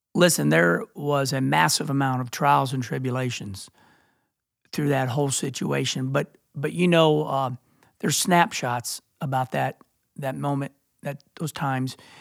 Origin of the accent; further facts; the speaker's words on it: Rolla, Missouri, United States; also born or lived in Arnold, Missouri; growing up in Rolla, Missouri, and then, you know, Arnold, Missouri